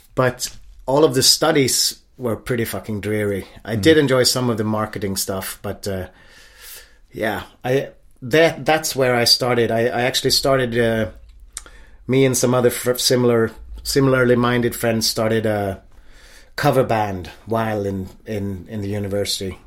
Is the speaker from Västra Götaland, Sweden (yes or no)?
no; Stockholm, Stockholm County, Sweden; moved away as an adult; I grew up in a typical upper middle class or middle class suburb of Stockholm.